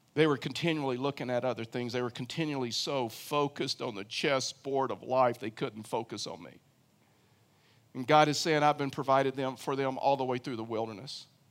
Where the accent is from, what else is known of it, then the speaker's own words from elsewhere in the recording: Houston, Texas, United States; moved away as an adult; now in Colorado, United States; I grew up in Houston, Texas